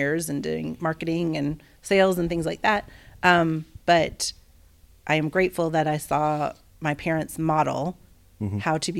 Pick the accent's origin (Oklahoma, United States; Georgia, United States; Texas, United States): Georgia, United States; also born or lived in Pennsylvania; Well, I was born in Pennsylvania, but we moved to Georgia when I was like two, because my dad and mom wanted to open a business.